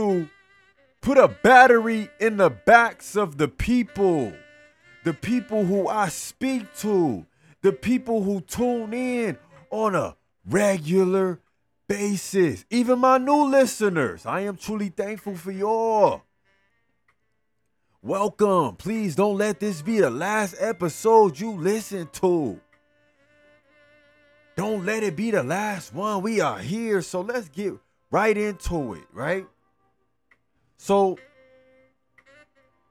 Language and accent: English; Los Angeles, California, United States; … was murdered in my hometown.